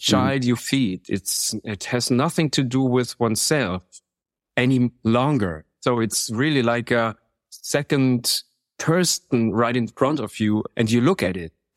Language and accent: English; Munich, Bavaria, Germany; I'm from Munich